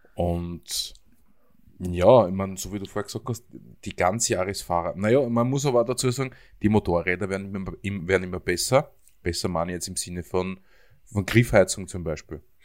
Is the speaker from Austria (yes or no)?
yes; Höllental, Lower Austria, Austria; ich komme da aus dem Gebiet, das kennen jetzt sicher alle Österreicher, das Höllental aus den Nachrichten